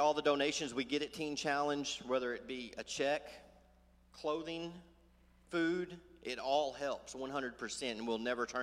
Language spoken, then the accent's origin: English; Sulphur Springs, Texas, United States; I'm from Sulphur Springs